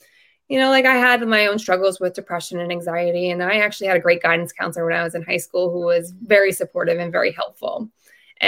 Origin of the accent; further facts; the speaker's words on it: Long Island, New York, United States; I am from Long Island, New York